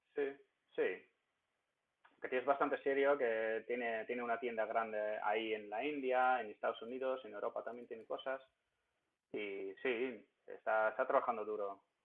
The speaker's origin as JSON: {"language": "Spanish", "town": "Ermelo", "region": "Gelderland", "country": "Netherlands", "moved": "yes", "said": "soy de un pueblo de Hermelo que en los Países Bajos"}